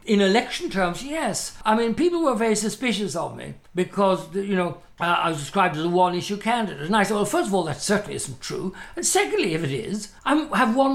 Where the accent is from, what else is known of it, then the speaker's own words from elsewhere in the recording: Ireland; they used to refer to me as the Irish homosexual